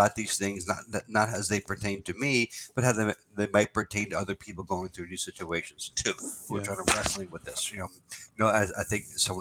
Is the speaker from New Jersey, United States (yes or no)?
yes; New Jersey, United States; moved away; also born or lived in New York City / Florence, Italy / Rome, Italy / Ireland; we grew up in New Jersey